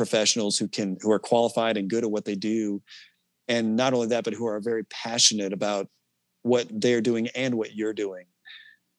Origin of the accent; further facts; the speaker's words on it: Lee's Summit, Missouri, United States; I grew up in Lee's Summit